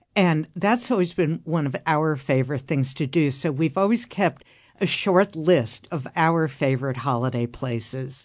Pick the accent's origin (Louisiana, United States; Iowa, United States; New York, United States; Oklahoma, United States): New York, United States; New York City; I grew up in Midtown Manhattan